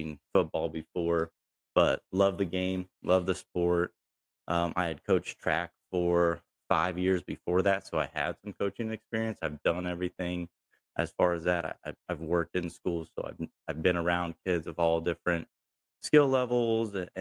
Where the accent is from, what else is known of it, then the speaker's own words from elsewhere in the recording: Pataskala, Ohio, United States; I grew up in Pataskala, graduated from Watkins Memorial in 2013